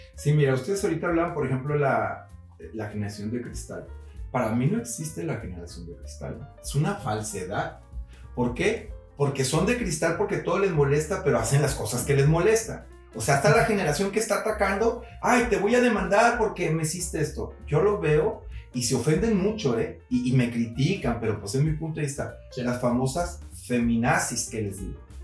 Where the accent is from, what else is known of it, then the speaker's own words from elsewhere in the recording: Ciudad Juárez, Chihuahua, Mexico; moved away as an adult; also born or lived in Mexico City / Guadalajara; now in Puerto Vallarta, Mexico; no nací en Ciudad Juárez, me parió en Chihuahua y crecí en Ciudad Juárez.